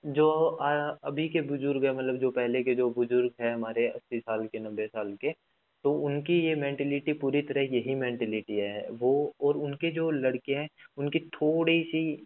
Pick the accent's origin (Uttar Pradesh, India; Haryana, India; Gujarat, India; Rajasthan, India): Haryana, India; Fatehabad; मेरा home town Haryana Fatehabad में है डिस्ट्रिक्ट फतेहाबाद है